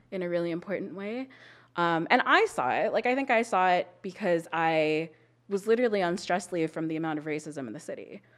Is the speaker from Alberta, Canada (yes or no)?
yes; Calgary, Alberta, Canada; I grew up in Calgary. I was born and raised here